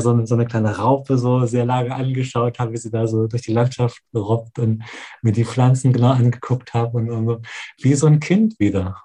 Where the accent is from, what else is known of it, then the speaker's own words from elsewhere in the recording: Germany; als Deutscher